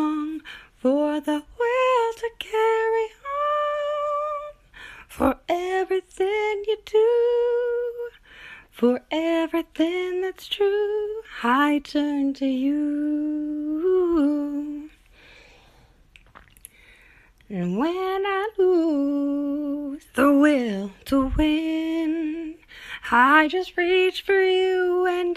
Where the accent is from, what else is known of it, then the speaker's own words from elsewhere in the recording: Canada; I'm from up north. I'm from Canada.